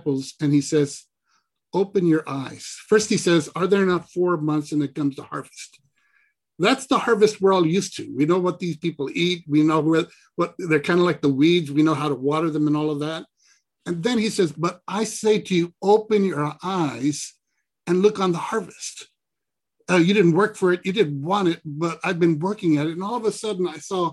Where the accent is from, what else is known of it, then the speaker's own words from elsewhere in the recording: Laredo, Texas, United States; moved away; also born or lived in Austin, Texas; I was raised in Laredo, 97% Hispanic